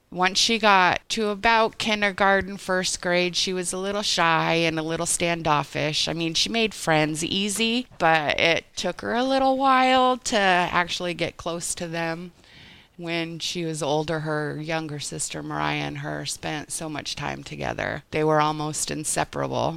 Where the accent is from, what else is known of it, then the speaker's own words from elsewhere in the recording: Oregon border, Northern California, United States; moved away as an adult; also born or lived in Bangor / Los Angeles, California; I was born in Bangor in 1971, moved to LA when I was two, lived out in Southern California for about 7-8 years, and then we moved to Northern California, Oregon border. And I grew up there